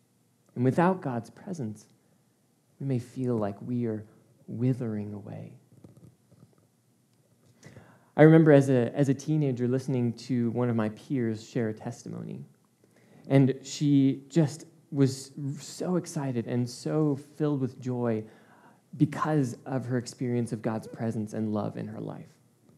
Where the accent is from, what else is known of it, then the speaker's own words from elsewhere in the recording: Czechia; now in Chicago, United States; Growing up in the Czech Republic, I have some of my fondest memories of growing up in the mountains, something I miss so much about living in Chicago. It's just flat.